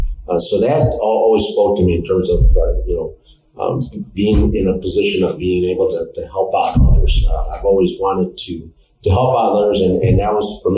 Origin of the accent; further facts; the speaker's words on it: Chicago, Illinois, United States; I grew up in Pilsen, Bridgeport neighborhood.